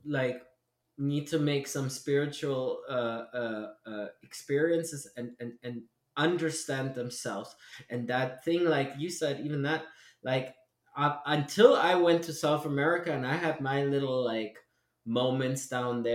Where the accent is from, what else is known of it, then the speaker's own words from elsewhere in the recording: East Germany, Germany; moved away; we grew up in East Germany